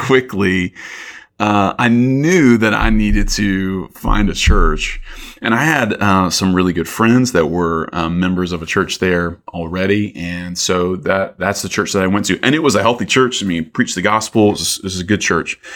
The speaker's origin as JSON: {"language": "English", "town": "Columbus", "region": "Georgia", "country": "United States", "tie": "born or raised there", "also_born_or_lived": "Athens, Georgia", "moved": "as an adult", "said": "my hometown, Columbus"}